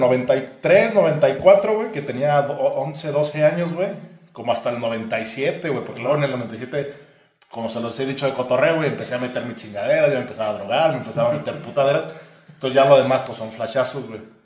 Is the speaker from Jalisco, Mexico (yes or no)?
yes; Guadalajara, Jalisco, Mexico; yo soy de Guadalajara